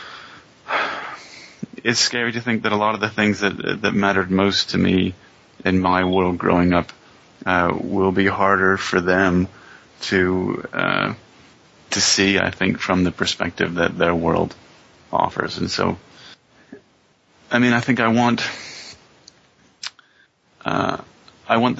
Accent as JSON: {"language": "English", "region": "Pennsylvania", "country": "United States", "tie": "born or raised there", "also_born_or_lived": "Albuquerque / Utah / Villanova", "moved": "yes", "lives_now": "McKinney, Texas, United States", "said": "I grew up in Pennsylvania, kind of a small Mormon church experience"}